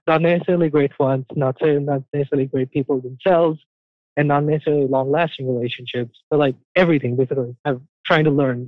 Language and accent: English; India; moved away as an adult; now in United States; I grew up in India and I only moved here like three years ago